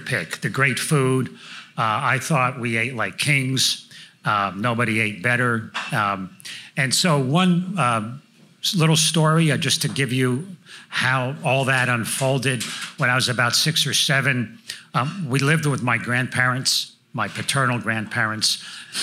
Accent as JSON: {"language": "English", "region": "New Jersey", "country": "United States", "tie": "born or raised there", "moved": "as an adult", "lives_now": "Franklin, United States", "said": "I grew up in North Jersey, just outside New York City"}